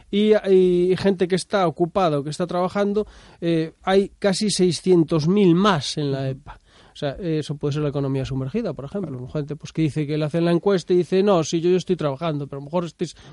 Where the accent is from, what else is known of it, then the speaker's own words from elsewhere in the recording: Galicia, Spain; emigramos, por ejemplo, los gallegos de Galicia hacia, hacia Madrid